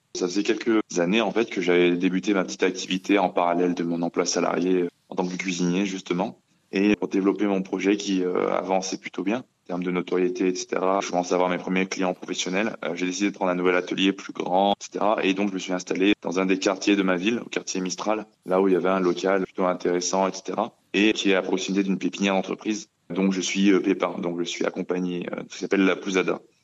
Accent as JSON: {"language": "French", "town": "Grenoble", "region": "Auvergne-Rhône-Alpes", "country": "France", "tie": "born or raised there", "also_born_or_lived": "Benin", "said": "Je suis basé à Grenoble, euh, là où j'ai grandi depuis euh, mon plus jeune âge, mais euh, je suis né au Bénin"}